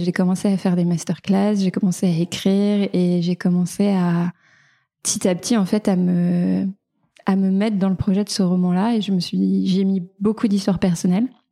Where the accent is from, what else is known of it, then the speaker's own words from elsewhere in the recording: small village near Beaujolais, Auvergne-Rhône-Alpes, France; moved away as an adult; also born or lived in Paris; now in Nantes, France; moi je viens d'un petit village euh, près du Beaujolais. J'ai grandi dans une famille d'agriculteurs